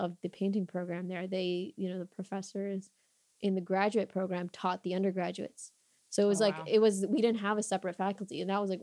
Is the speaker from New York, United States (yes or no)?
no; Chicago, Illinois, United States; I was born and raised in Chicago